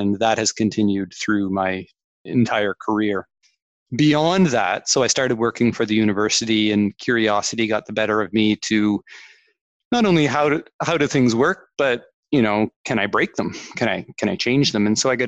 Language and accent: English; Canada; accent: Canadian; probably tell from the accent, Canadian accent, I grew up in Canada